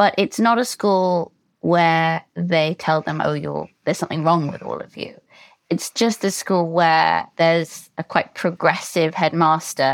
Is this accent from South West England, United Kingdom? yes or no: no; London, United Kingdom; also born or lived in United States; I grew up in London, but my mother is Asian American and I lived there for a long time.